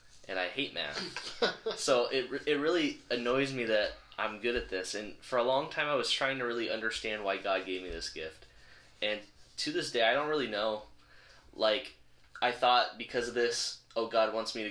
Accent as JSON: {"language": "English", "region": "Southern California", "country": "United States", "tie": "born or raised there", "said": "I grew up in Southern California, yet I'm better at Greek than Spanish"}